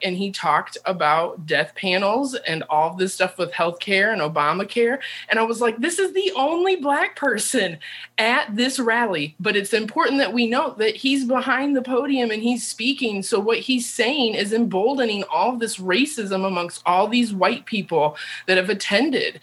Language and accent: English; Indiana, United States; I grew up and lived in Indiana.